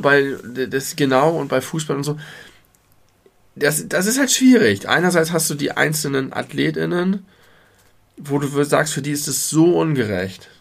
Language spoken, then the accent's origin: German; Hamburg, Germany; als Hamburger